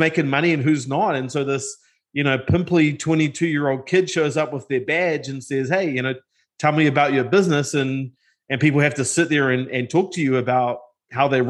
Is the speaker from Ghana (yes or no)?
no; New Zealand; moved away as an adult; now in United States; I'm originally from New Zealand. And grew up in a single parent household.